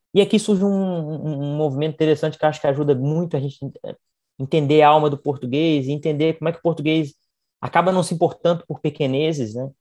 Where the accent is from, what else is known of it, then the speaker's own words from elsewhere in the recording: Brazil; A gente, como brasileiro